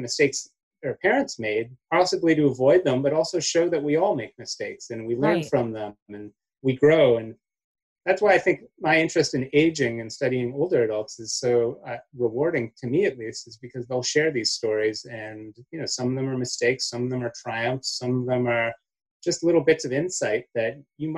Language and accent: English; Canada; now in United States; growing up in Canada